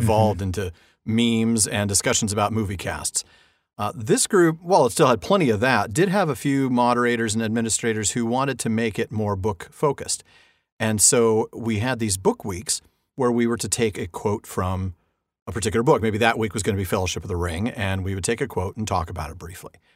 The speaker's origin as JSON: {"language": "English", "region": "Southern California", "country": "United States", "tie": "born or raised there", "said": "I've been in California all my life, born and raised here"}